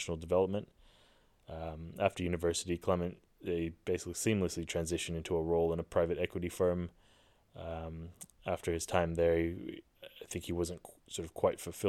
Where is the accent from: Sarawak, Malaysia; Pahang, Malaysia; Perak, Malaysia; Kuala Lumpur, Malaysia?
Kuala Lumpur, Malaysia; also born or lived in Victoria, Australia; now in United Kingdom; Kuala Lumpur, or KL, Malaysia, where I'm my hometown, where I'm from